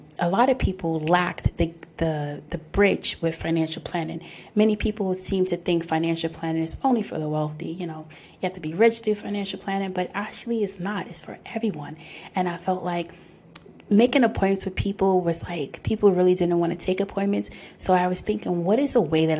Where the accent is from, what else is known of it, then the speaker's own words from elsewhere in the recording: New York City, New York, United States; I'm born and raised in the Bronx